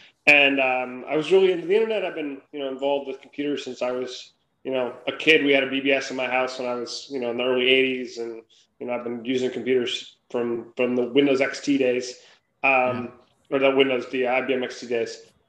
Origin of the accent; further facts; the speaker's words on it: Minnesota, United States; moved away as an adult; also born or lived in Limerick, Ireland; now in San Francisco Bay Area, United States; Yeah, so I grew up in Minnesota